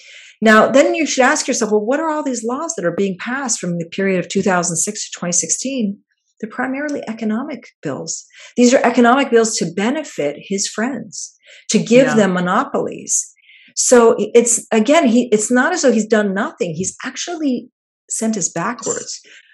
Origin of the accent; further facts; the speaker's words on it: Palestine; somebody was asking me, where are you from? And I said, Palestine.